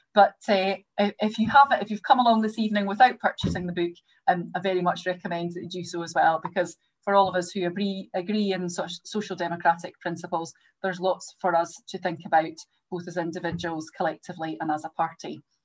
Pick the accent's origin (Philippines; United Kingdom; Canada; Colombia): United Kingdom; Greenock, Scotland; David and I have things in common in that we're both from Greenock